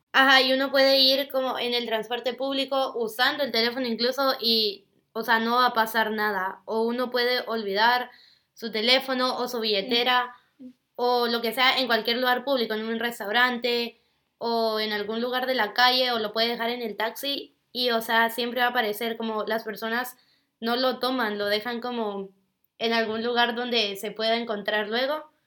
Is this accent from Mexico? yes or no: no; Guatemala; now in Singapore; de Guatemala